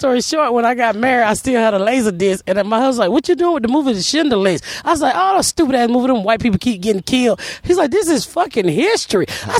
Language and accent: English; Atlanta, Georgia, United States; I grew up in Atlanta